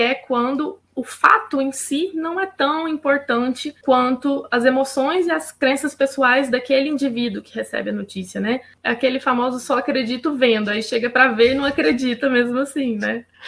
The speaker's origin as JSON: {"language": "Portuguese", "town": "Uberaba", "region": "Minas Gerais", "country": "Brazil", "tie": "born or raised there", "also_born_or_lived": "Belo Horizonte", "moved": "as an adult", "said": "Eu sou de Uberaba mesmo"}